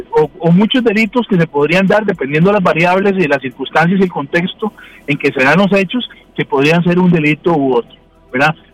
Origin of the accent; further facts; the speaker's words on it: Cartago, Costa Rica; como decimos eh, en Cartago, yo que soy de Cartago